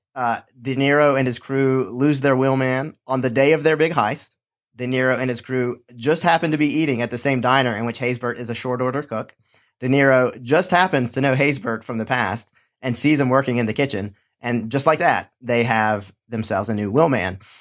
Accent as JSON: {"language": "English", "town": "Charlotte", "region": "North Carolina", "country": "United States", "tie": "born or raised there", "said": "my hometown of Charlotte, North Carolina"}